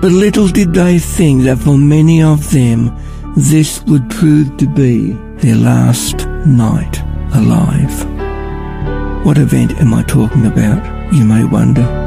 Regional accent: Ballarat, Victoria, Australia; I'm from Ballarat

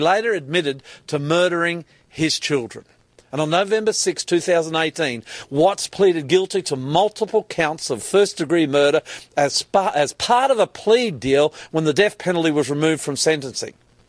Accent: Australia; I'm the Aussie pastor.

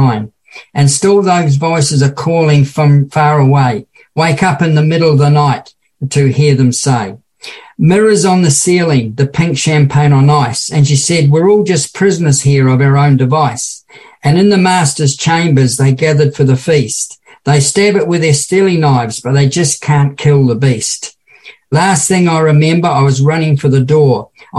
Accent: New Zealand; now in Australia; a young boy growing up in New Zealand.

